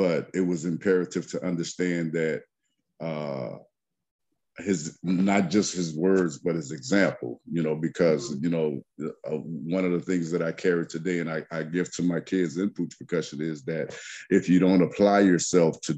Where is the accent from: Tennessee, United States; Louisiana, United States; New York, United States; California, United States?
Louisiana, United States; Lafayette; I hail from the Macomb section of Lafayette, Louisiana